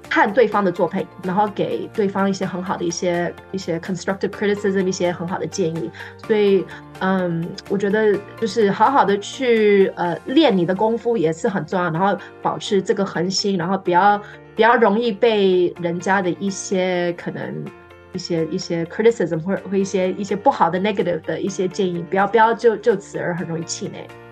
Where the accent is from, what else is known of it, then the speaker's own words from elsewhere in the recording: Taiwan; now in California, United States; 因为我在台湾长大